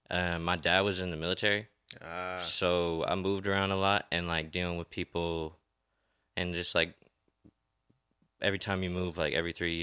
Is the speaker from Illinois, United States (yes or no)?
no; Connecticut, United States; born there; also born or lived in Virginia / Maryland / Hawaii; So I was born in Connecticut, moved to Suffolk, Virginia.